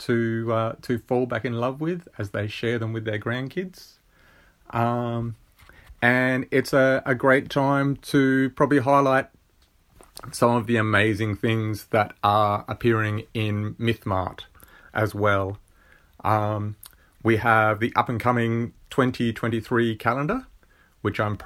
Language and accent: English; Murray Bridge, South Australia, Australia; I am an Aussie boy. I'm from South Australia, from a little place in South Australia called Murray Bridge